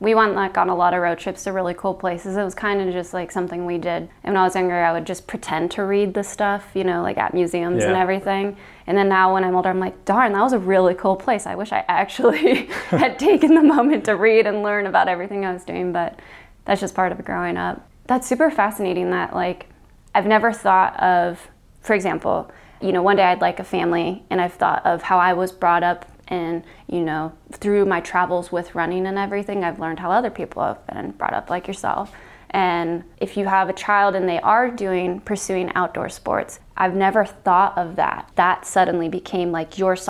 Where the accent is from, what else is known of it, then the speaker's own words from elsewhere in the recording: Los Angeles, California, United States; I grew up in the city. I grew up in Los Angeles, which is one of the biggest cities in the entire world.